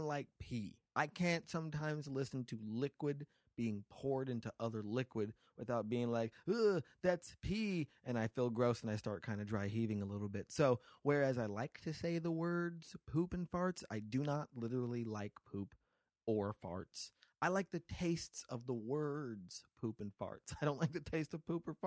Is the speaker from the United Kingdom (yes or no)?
no; Las Vegas, Nevada, United States; now in Los Angeles, United States; my hometown, Las Vegas